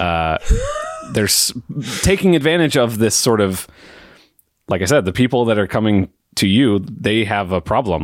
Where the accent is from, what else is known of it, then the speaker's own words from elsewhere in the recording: United States; I'm, I'm from America